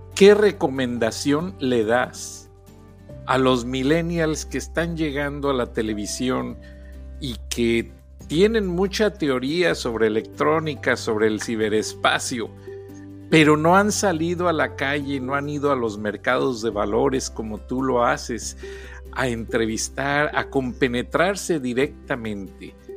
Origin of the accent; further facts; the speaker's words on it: Mexico; now in Atlanta, United States; somos mexicanos